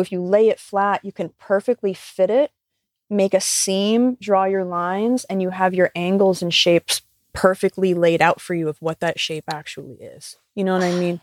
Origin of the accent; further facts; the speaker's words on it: Pennsylvania, United States; moved away; move back to Pennsylvania to my hometown